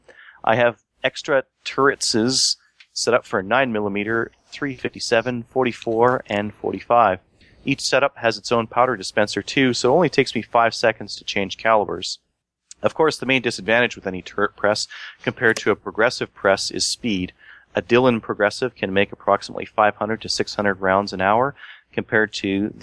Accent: St. Paul, Alberta, Canada; from the St. Paul area

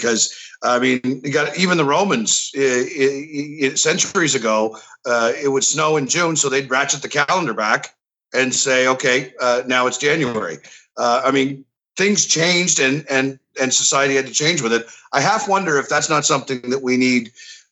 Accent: Miramichi, New Brunswick, Canada; also born or lived in Albert County, New Brunswick; I'm in Albert County, but I grew up in Miramichi.

